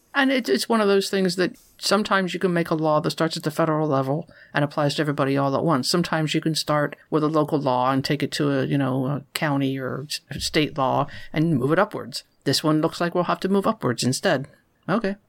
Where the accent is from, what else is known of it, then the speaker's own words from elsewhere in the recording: near Philadelphia, Pennsylvania, United States; I grew up near Philadelphia